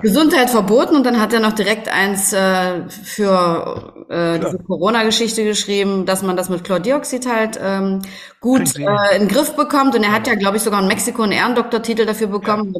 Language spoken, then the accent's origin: German; East Germany, Germany; ich bin ja in der DDR groß geworden und ähm, bin ja hier auch im Osten tätig